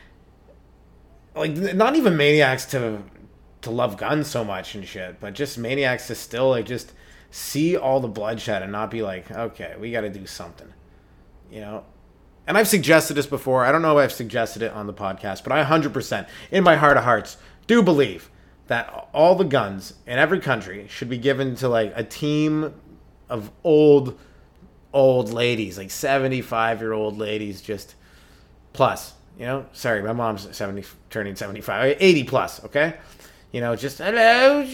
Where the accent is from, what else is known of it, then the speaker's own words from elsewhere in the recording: Canada; as a Canadian